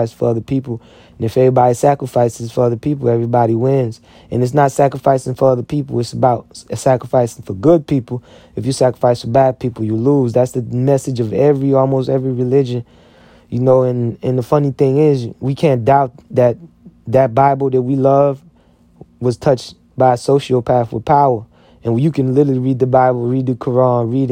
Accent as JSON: {"language": "English", "country": "United States", "said": "I'm an American."}